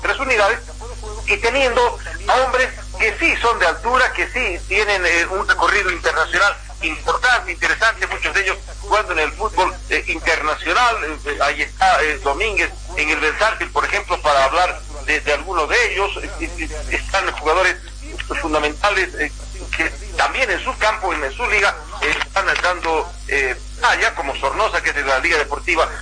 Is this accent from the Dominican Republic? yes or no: no; Bolivia; now in La Paz, Bolivia